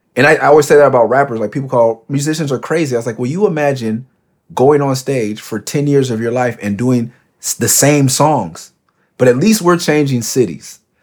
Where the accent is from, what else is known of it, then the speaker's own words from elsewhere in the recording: Los Angeles, California, United States; I got a tattoo that says Cloverdale. Like, you wanna know where I'm from? Like, that's where I'm from